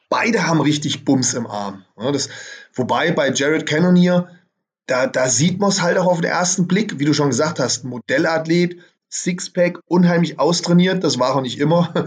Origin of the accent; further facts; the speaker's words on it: Germany; Bei uns in Deutschland